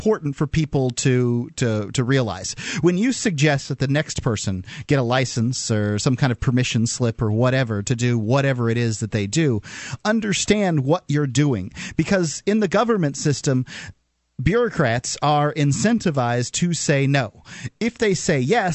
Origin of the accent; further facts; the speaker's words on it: San Francisco, California, United States; my hometown, San Francisco